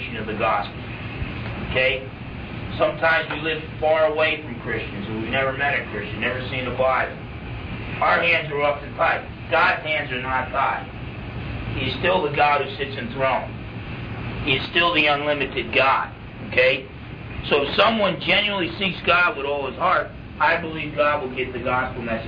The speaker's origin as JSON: {"language": "English", "region": "New Jersey", "country": "United States", "tie": "born or raised there", "said": "I grew up in New Jersey, half Portuguese, half Italian"}